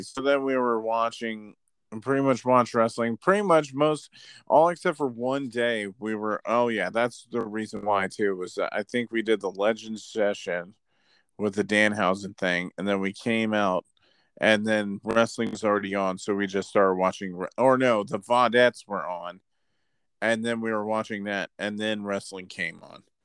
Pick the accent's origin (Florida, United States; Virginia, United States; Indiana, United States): Florida, United States; also born or lived in California; I'm from Florida too